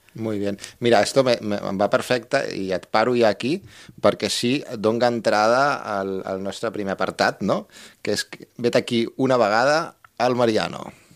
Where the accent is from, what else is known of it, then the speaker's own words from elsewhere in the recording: Barcelona, Catalonia, Spain; now in Tarragona, Spain; yo yo de Barcelona, no soy de Tarragona